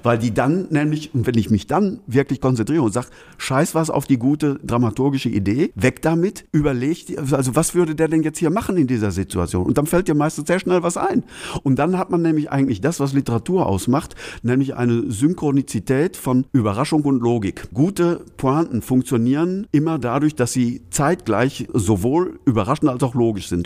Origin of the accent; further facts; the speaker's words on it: Altena, North Rhine-Westphalia, Germany; in meiner Heimatstadt Altner